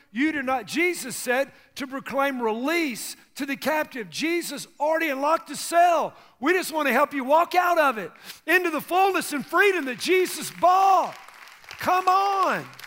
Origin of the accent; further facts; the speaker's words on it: United States; I grew up in America